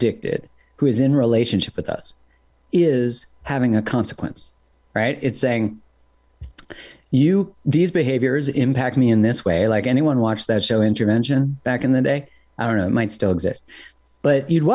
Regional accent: Canada; I'm from Canada

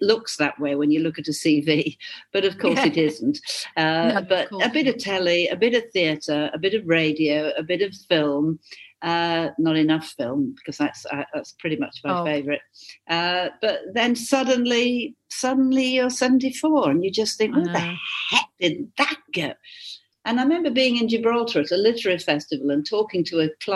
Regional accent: Hull, Yorkshire and the Humber, United Kingdom; moved away; I'm not a Cockney, I'm from Hull

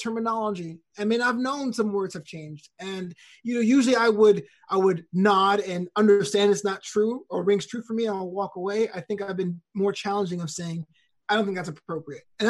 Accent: New York City, New York, United States; I grew up in New York City in Brooklyn with a Caribbean family

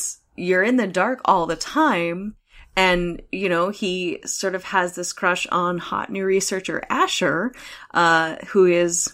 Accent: Pacific Northwest, United States; I grew up in the Pacific Northwest

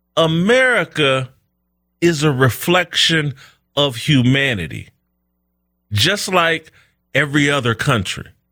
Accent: United States; I'm an American black man

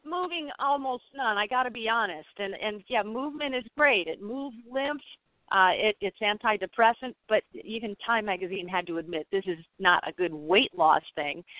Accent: St. Joseph, Michigan, United States; my hometown in St. Joseph, Michigan

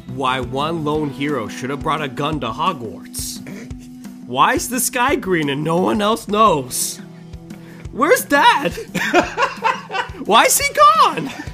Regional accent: Manhattan Beach, California, United States; every mother that we grew up around in Manhattan Beach

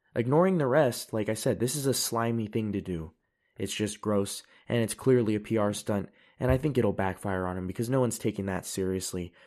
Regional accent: United States; now in Europe; I live in Europe, I'm an American

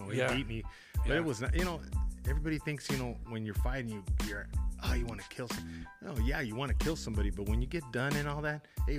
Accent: El Paso, Texas, United States; champ, I'm from El Paso.

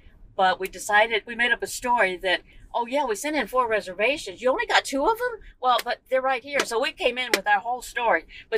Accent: La Marque, Texas, United States; In Lamar, Texas, which is the first town on the mainland side of the island.

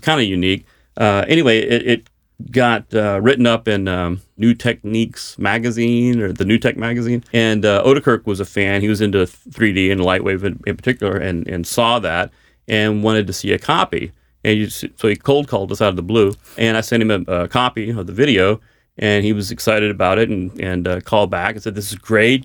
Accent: Dallas, Texas, United States; I'm from Dallas

